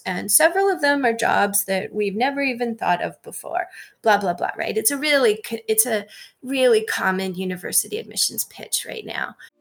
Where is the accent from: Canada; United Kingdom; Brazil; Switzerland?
Canada; moved away as an adult; now in United States; I'm Canadian.